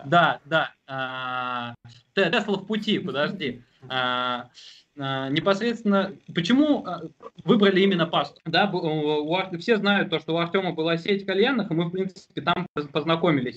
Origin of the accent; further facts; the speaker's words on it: Tomsk, Tomsk Oblast, Russia; moved away as an adult; also born or lived in Omsk; Сами мы как из Томска